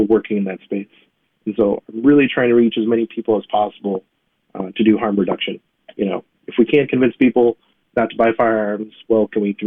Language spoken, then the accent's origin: English; Madison, Wisconsin, United States; I was born in Madison at St. Mary's